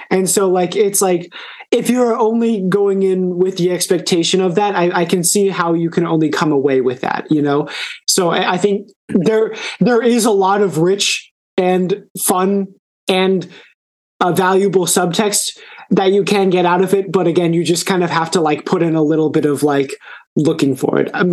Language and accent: English; Austin, Texas, United States; I'm from Austin, so I'm gonna